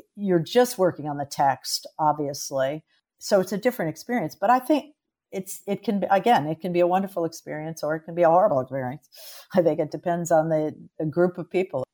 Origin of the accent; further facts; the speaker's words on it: Los Angeles, California, United States; I was born in Los Angeles